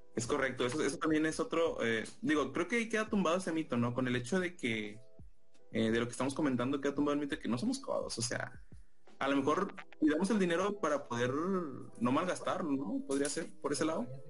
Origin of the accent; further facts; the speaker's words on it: Monterrey, Nuevo León, Mexico; nací en Monterrey